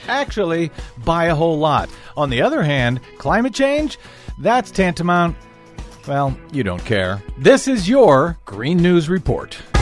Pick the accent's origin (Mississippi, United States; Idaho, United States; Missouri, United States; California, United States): Missouri, United States; moved away; my home state and run for that, uh, down in the boot hill of Missouri